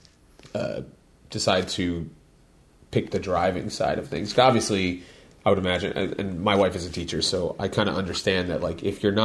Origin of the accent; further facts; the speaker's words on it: Royersford, Pennsylvania, United States; that's my hometown